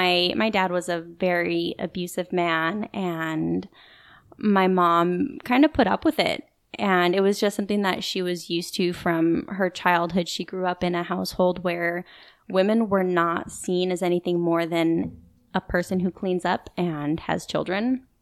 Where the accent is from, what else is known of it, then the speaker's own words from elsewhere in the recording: Boise, Idaho, United States; also born or lived in Dallas, Texas; I was born in Dallas, Texas. And then when I was about 2 years old, we moved to Boise, Idaho.